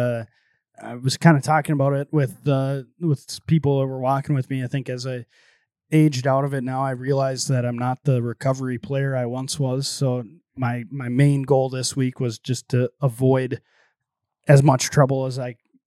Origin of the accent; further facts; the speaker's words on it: Fargo, North Dakota, United States; I grew up around Fargo Country Club